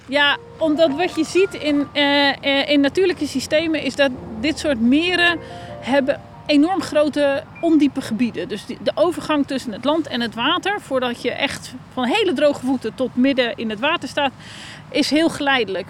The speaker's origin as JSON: {"language": "Dutch", "country": "Netherlands"}